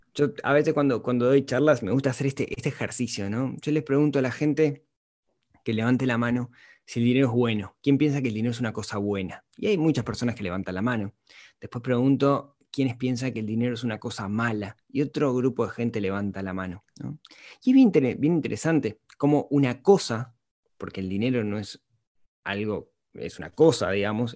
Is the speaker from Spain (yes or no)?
no; Uruguay; Soy un uruguayo, de Uruguay es un país pequeño